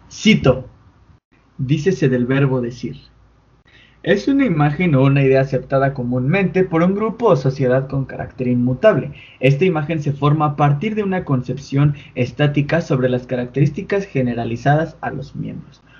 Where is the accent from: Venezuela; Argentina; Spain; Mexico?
Mexico; soy mexicano.